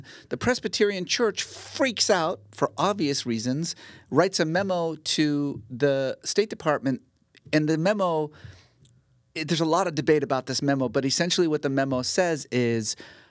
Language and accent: English; Iran; growing up in Iran, there were elementary schools named Howard Baskerville Elementary School.